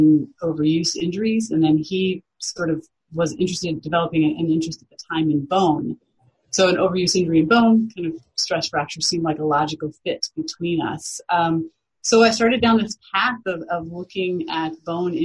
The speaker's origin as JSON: {"language": "English", "region": "Iowa", "country": "United States", "moved": "yes", "said": "I am from Iowa, the Midwestern part of the United States originally"}